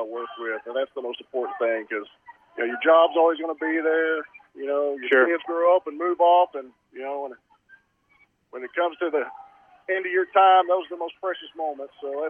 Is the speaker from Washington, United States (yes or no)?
no; Keller, Texas, United States; grew up in Keller, Texas, which wasn't much bigger than Mason whenever I was there.